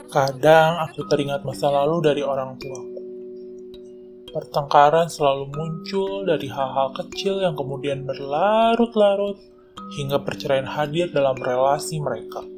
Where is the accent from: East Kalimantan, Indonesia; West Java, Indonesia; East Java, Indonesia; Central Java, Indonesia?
Central Java, Indonesia; Masaran; Saya dari GKI Masaran. Asal saya juga dari Masaran.